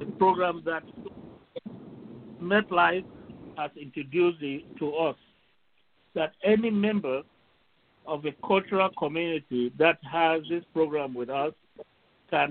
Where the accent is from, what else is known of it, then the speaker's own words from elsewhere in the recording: Cameroon; now in United States; I'm originally from Cameroon. I migrated to the United States in 1978